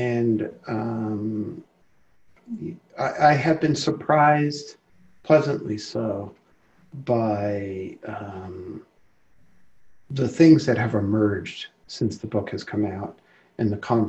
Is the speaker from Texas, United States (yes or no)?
no; New York City, New York, United States; I grew up in Brooklyn